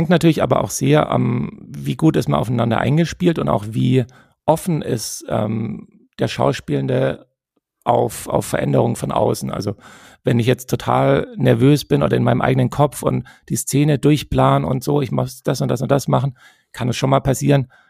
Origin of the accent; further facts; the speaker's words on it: Tübingen, Baden-Württemberg, Germany; accent: Swabian; also born or lived in Stuttgart; als Schwab ist es immer ein bisschen schwierig, äh, seinen, seinen Akzent loszuwerden, habe ich das Gefühl. Und ähm, naja, ganz los bin ich ihn ja auch nicht, aber ich